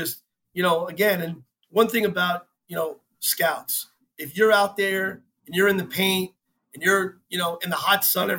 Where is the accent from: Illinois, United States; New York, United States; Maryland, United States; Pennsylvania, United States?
New York, United States; I grew up in New York